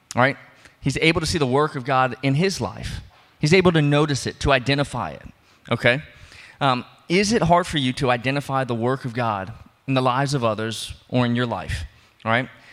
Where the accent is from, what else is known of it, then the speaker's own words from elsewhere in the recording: New Orleans, Louisiana, United States; I'm from New Orleans, I'm from below sea level